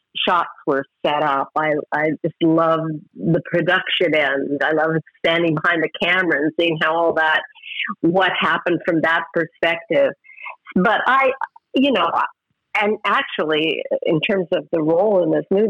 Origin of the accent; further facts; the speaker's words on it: Edmonton, Alberta, Canada; moved away; also born or lived in London / Los Angeles; I went back to my hometown of Edmonton